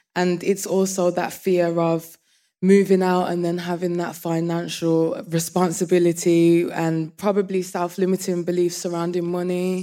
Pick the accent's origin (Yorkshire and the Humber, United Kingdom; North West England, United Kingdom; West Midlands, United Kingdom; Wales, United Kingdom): West Midlands, United Kingdom; Birmingham; I'm from Birmingham